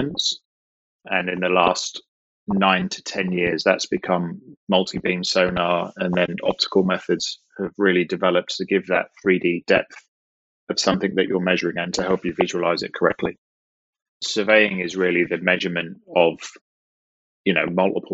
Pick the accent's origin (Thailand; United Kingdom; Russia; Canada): United Kingdom; Norwich, East of England; moved away as an adult; also born or lived in Longmont, Colorado, United States; now in Houston, United States; I'm originally from the United Kingdom in the southern part of the UK, a city called Norwich